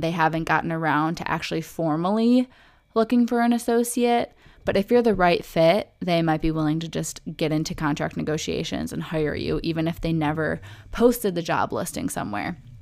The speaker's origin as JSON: {"language": "English", "area": "Oakland County", "region": "Michigan", "country": "United States", "tie": "born or raised there", "also_born_or_lived": "Metro Detroit", "said": "where I grew up in Oakland County, Michigan"}